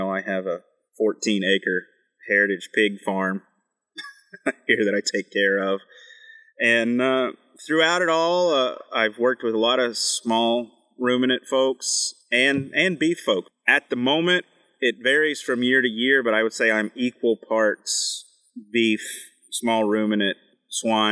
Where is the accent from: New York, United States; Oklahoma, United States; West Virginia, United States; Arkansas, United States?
West Virginia, United States; moved away as an adult; also born or lived in Kentucky / Texas / Arizona / New Mexico; now in Maine, United States; I grew up as a third-generation coal miner in West Virginia